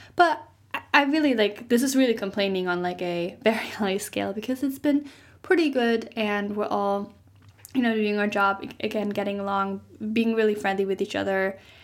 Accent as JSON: {"language": "English", "country": "Germany", "tie": "born or raised there", "moved": "as an adult", "said": "I'm maybe ending up moving back to Germany"}